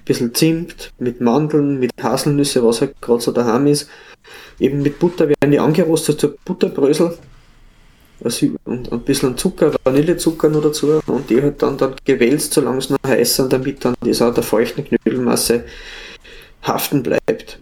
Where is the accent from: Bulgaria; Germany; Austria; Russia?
Austria; Upper Austria; aus Oberösterreich, meiner Heimat